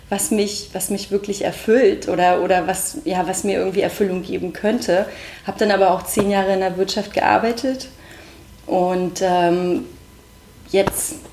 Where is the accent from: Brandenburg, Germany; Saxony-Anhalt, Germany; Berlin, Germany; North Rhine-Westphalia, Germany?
Brandenburg, Germany; ich bin im Spreewald aufgewachsen und ich bin ins Internat gezogen in die schöne Spreewaldstadt Lübben.